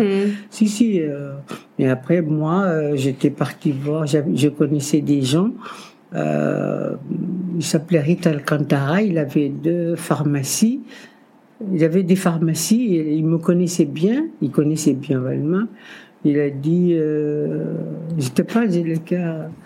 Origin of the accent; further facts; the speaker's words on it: Dakar, Senegal; moved away as an adult; also born or lived in Cape Verde; now in France; Je suis né au Cap Vert et je suis partie après au Sénégal, Dakar Sénégal en Afrique, évidemment, avec ma tante